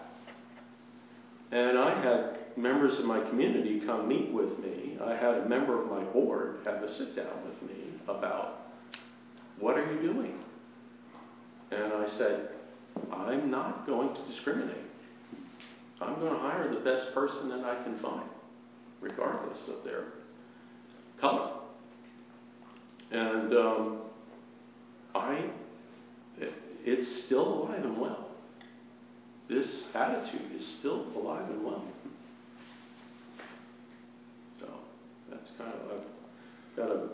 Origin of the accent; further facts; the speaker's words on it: New York City, New York, United States; moved away; I grew up in Queens, in the neighborhood that John Gotti was in control